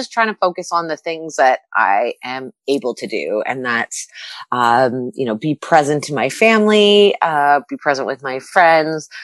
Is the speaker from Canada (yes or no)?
yes; Ontario, Canada; Growing up in Canada